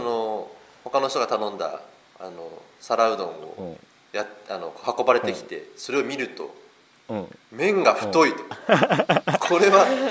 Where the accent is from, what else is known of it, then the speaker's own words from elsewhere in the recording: Sasebo, Nagasaki, Japan; moved away as an adult; now in Nagasaki, Japan; 佐世保出身、佐世保市というところの出身で